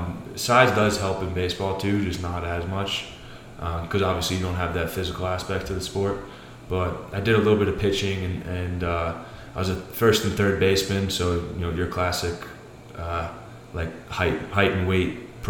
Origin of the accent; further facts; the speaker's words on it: New York City, New York, United States; I'm from Staten Island, New York.